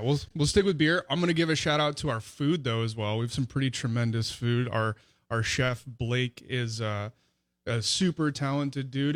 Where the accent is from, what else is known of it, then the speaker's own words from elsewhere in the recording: Los Angeles, California, United States; moved away as an adult; also born or lived in San Diego, California; now in Vicksburg, United States; I'm from Los Angeles originally.